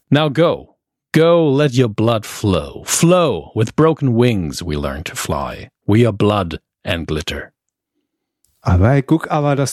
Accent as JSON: {"language": "German", "town": "Göttelborn", "region": "Saarland", "country": "Germany", "tie": "born or raised there", "said": "In, meiner, in meinem Heimatort Göttelborn war ich tatsächlich schon häufiger äh, und im dazugehörigen ja."}